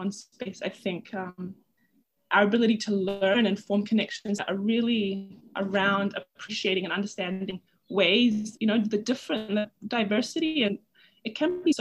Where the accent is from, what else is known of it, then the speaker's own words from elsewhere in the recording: Tonga; I was raised in Tonga